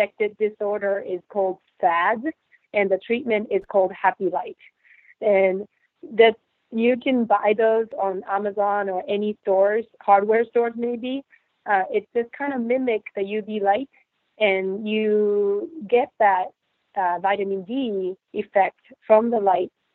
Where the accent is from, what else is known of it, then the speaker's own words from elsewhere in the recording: Japan; moved away as an adult; now in United States; I grew up in Japan